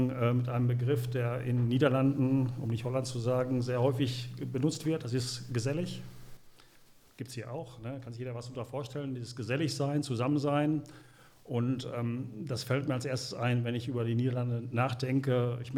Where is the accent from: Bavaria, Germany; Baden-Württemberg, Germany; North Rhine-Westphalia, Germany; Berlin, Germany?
North Rhine-Westphalia, Germany; Gelsenkirchen; …, gebürtig aus Gelsenkirchen, immer noch wohnt in Gelsenkirchen, also der Stadt treu ergeben.